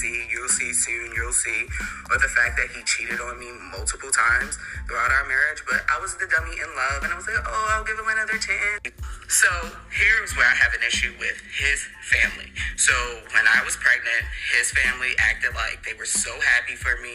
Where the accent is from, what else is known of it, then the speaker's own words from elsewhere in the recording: United States; I'm American